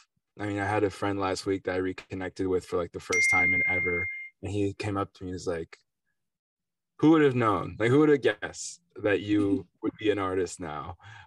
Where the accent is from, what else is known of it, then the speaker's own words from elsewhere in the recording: Connecticut, United States; I'm just like a musician, I guess, like a guy from Connecticut, New York City area. You know, I'm French American and Italian as well. Went to a French school in New York, you know, for high school, University of Chicago for college.